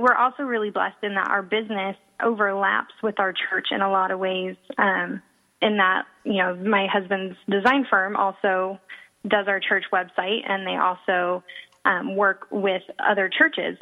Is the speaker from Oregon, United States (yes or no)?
yes; Portland, Oregon, United States; also born or lived in San Jose, California / Modesto, California; now in San Marcos, United States; I'm originally from Portland, Oregon